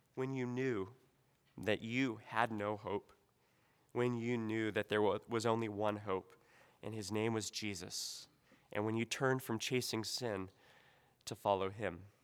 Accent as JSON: {"language": "English", "country": "United States", "said": "as an American"}